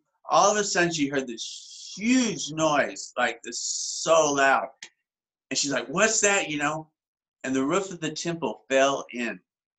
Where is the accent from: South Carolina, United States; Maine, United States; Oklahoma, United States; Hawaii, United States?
Oklahoma, United States; Lawton; moved away as an adult; now in Thailand; I'm from Lawton, Oklahoma in the United States. I've been with YWAM about 27 years now, and I work here in Thailand full-time.